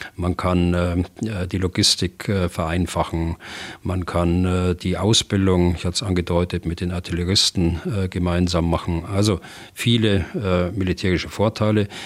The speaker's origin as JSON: {"language": "German", "country": "Germany", "said": "bei uns in Deutschland"}